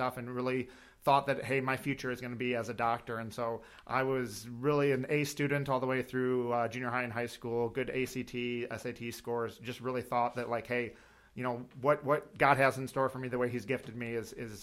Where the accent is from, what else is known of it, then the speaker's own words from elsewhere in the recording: Jackson, Michigan, United States; also born or lived in Owosso, Michigan; now in Fowlerville, United States; I grew up in Jackson, Michigan, in the suburbs of Jackson